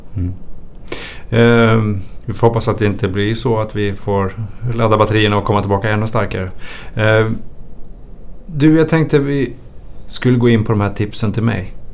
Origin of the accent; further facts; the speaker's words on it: Sweden; Jag är ju svensk